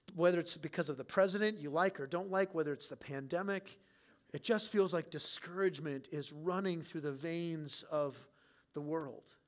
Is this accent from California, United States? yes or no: yes; San Diego, California, United States; now in Clear Lake, Iowa, United States; I didn't grow up in Clear Lake, Iowa, I grew up in San Diego